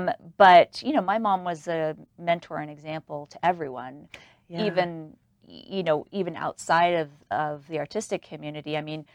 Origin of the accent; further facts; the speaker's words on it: New York City, New York, United States; I was raised in New York City. I thought Walmart was Walgreens, because that's what we had in New York.